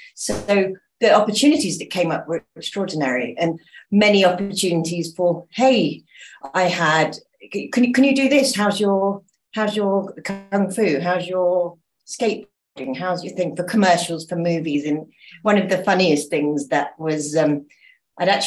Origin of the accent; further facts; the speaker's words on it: Dorset, South West England, United Kingdom; moved away as an adult; also born or lived in London; now in Mallorca, Spain; I moved here from England, born in Dorset, but I moved to London as soon as I could get away.